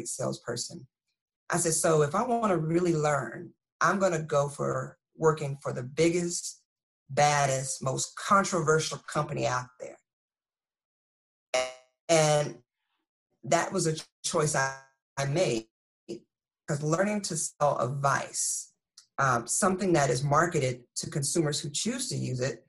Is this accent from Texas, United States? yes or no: yes; Texas, United States; moved away as an adult; now in Fort Lee, United States; I'm from Texas. My accent comes out every now and again.